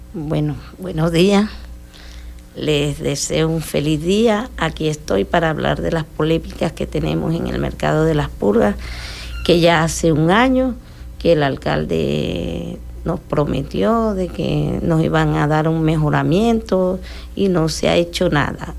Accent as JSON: {"language": "Spanish", "country": "Colombia", "moved": "yes", "lives_now": "Maracaibo, Venezuela", "said": "Yo soy una mujer que llegué aquí, soy emigrante porque colombiana"}